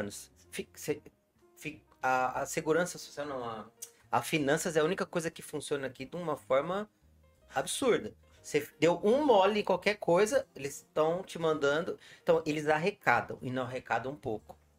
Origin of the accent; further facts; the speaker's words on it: Brazil; moved away as an adult; now in Portugal; Não sou eu brasileiro que acabei de chegar aqui